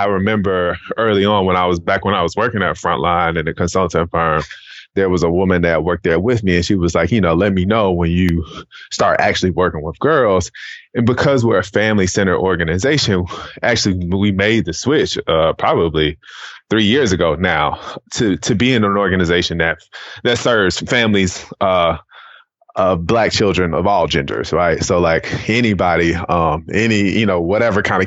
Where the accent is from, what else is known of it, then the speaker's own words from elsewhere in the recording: Riverdale, Georgia, United States; also born or lived in Atlanta, Georgia; So I'm originally from, I was born in Piedmont Hospital in Atlanta, Georgia. I grew up in a city outside of Atlanta called Riverdale.